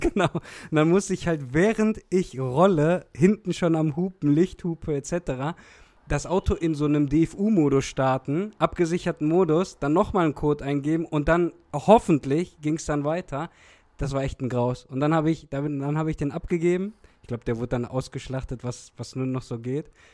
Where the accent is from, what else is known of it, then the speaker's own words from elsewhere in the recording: Olpe, North Rhine-Westphalia, Germany; ich komme eigentlich aus Olpe